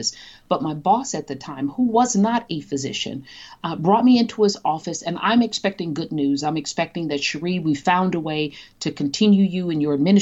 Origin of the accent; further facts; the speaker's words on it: Chicago, Illinois, United States; a young Black female born and raised on the South Side of Chicago